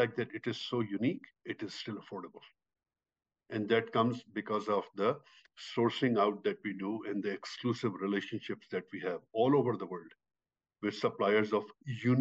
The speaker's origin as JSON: {"language": "English", "country": "Pakistan", "tie": "born or raised there", "moved": "yes", "said": "I am originally from Pakistan. I grew up in a very, very rural community in Pakistan"}